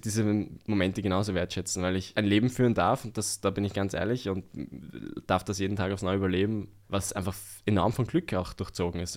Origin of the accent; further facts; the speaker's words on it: Vienna, Austria; ich bin im Westen Wiens eigentlich aufgewachsen.